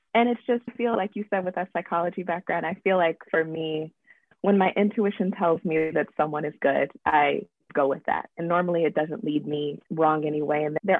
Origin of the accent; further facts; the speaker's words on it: the South, United States; So we're both from the South.